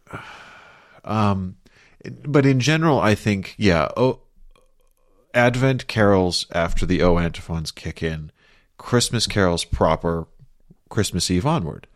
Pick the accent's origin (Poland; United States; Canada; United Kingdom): United Kingdom; London; moved away; growing up in London